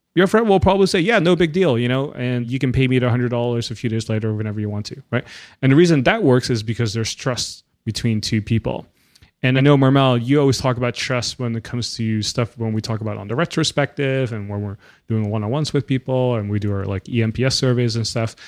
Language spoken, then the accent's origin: English; Netherlands; I grew up in the Netherlands